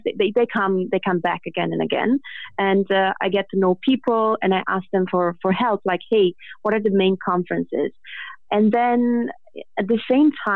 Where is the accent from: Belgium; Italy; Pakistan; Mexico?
Italy; English is a second language; I am Italian, so English is not my first language